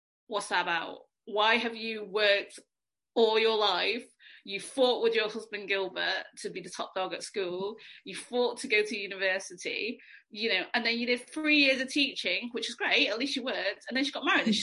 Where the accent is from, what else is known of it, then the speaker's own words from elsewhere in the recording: Manchester, North West England, United Kingdom; I was born in the UK, but I've pretty much been in Manchester since I was about 5 years old. So I count myself as a Mancunian. Yeah. Raised on a council estate in Beswick